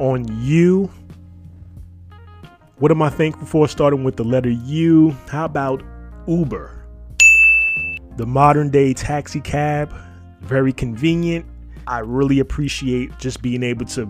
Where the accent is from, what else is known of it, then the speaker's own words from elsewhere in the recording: New York City, New York, United States; growing up in New York City when we didn't have a Walmart